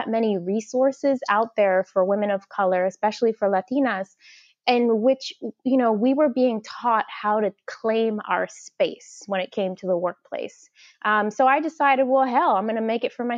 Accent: New York City, New York, United States; I was actually born and raised in the projects in Gravesend, Brooklyn, which is near to Coney Island

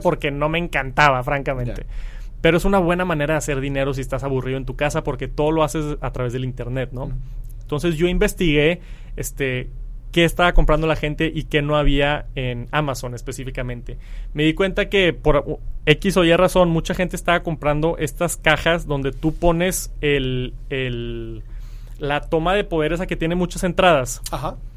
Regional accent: Mexico; soy de México

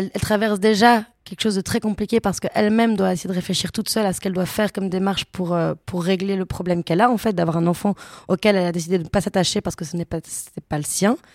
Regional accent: Brussels, Belgium; accent: Belgian; je devais reprendre mon accent belge et mon accent bruxellois

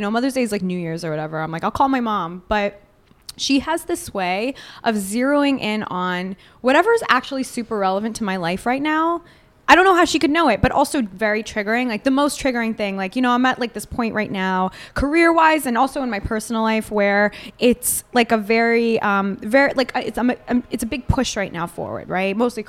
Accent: Israel; I mean, I'm Jewish from Israel, so I really don't know.

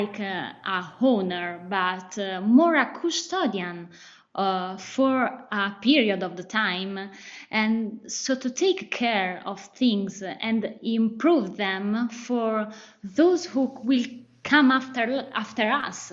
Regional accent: Solomeo, Umbria, Italy; growing up in a little town was important for me.

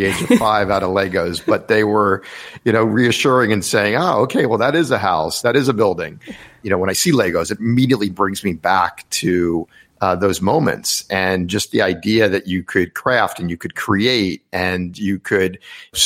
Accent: Rockville, Maryland, United States; now in Washington, D.C., United States; I grew up in Rockville, Maryland, which is not that far outside of DC

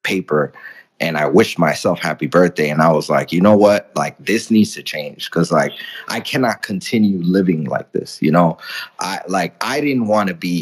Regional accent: New York City, New York, United States; English is a second language; also born or lived in Dominican Republic; I grew up in the Bronx. I'm from the Dominican Republic. English was my second language.

